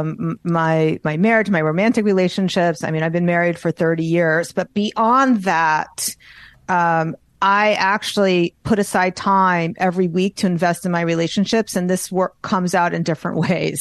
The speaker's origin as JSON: {"language": "English", "region": "New York", "country": "United States", "said": "I'm Jewish and I'm from New York"}